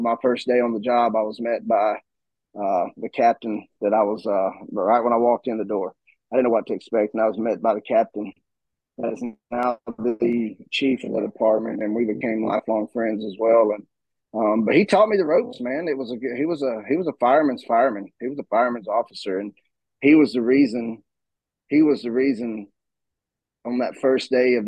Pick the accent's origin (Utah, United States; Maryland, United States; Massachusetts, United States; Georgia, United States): Georgia, United States; right outside of Atlanta, in Gwinnett County; moved away as an adult; now in Northeast Georgia, United States; I was born and raised in right outside of Atlanta, Georgia, in Gwinnett County